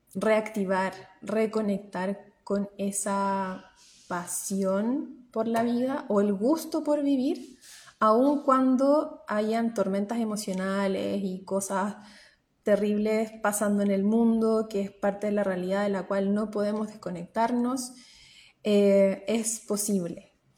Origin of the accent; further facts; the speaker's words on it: Chile; moved away as an adult; now in New Zealand; soy chilena y trabajo como psicóloga a través de Internet, psicóloga online eh, desde Nueva Zelanda